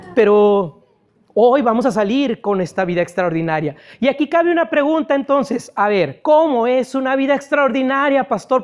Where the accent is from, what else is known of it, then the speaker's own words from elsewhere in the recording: Ciudad Mante, Tamaulipas, Mexico; moved away; allá en mi ciudad natal, yo no sé si sepan que yo soy de Ciudad Mante